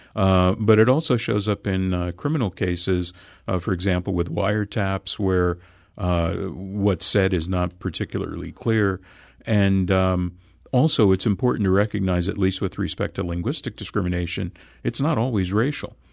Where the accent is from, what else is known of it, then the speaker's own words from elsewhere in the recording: Los Angeles, California, United States; I grew up in Los Angeles